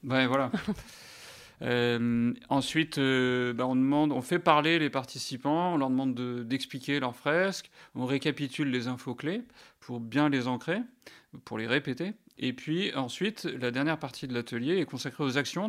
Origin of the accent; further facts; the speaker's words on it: France; on est français